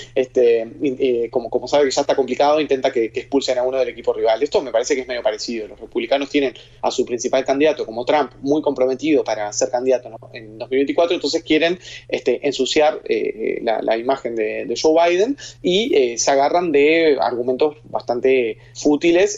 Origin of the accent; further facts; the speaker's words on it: Uruguay; Soy uruguayo, estoy en Uruguay